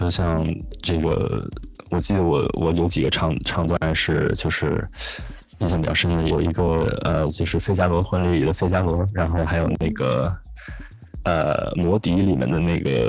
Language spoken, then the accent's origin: Chinese; Beijing, China; 就我我很小很小时候在呃小学，可能跟很多北京的小朋友一样，是在那种呃管乐团里面。